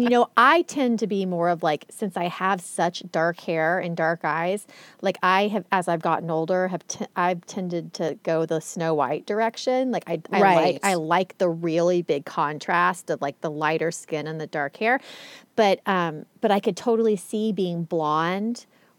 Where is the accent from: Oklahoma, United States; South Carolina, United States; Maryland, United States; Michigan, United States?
Oklahoma, United States; born or raised there